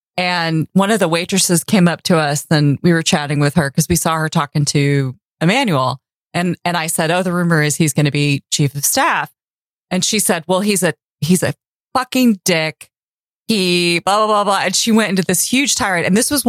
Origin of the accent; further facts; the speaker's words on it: Tulsa, Oklahoma, United States; also born or lived in San Diego, California; now in Charleston, United States; I grew up in Tulsa, Oklahoma